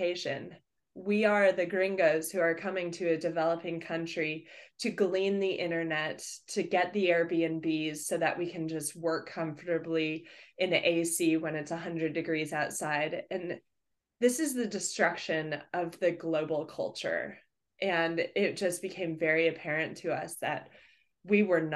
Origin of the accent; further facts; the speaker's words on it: Denver, Colorado, United States; moved away as an adult; also born or lived in Fort Collins, Colorado; now in Bellingham, United States; I grew up in Denver, Colorado.